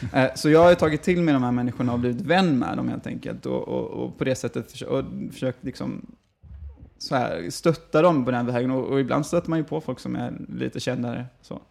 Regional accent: Gothenburg, Västra Götaland, Sweden; also born or lived in Falkenberg; född och uppvuxen i Göteborg

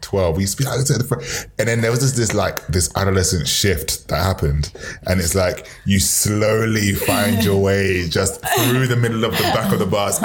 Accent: London, United Kingdom; born or raised there

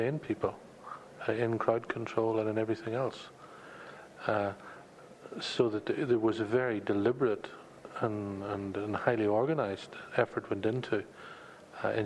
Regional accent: Derry, Northern Ireland, United Kingdom; growing up in Derry

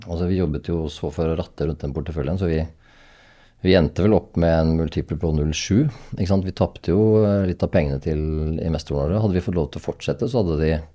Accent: Hadeland, Innlandet, Norway; also born or lived in Oslo; now in Oppegård, Norway; jeg kommer fra Hadeland

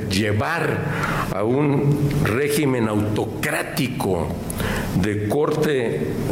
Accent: Mexico; nos llena de vergüenza como mexicanos

